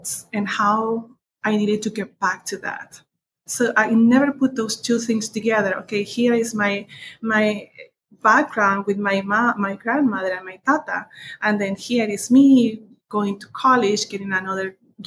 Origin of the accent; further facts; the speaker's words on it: southern Chile, Chile; English is a second language; now in United States; I was born in Chile, in the south of Chile. I was raised by my grandparents